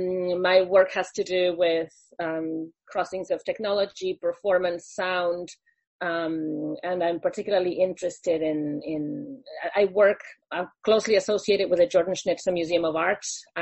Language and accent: English; Argentina; moved away as an adult; also born or lived in Oregon, United States / Philadelphia, United States; now in United States; I'm originally from Argentina, but working in the U.S.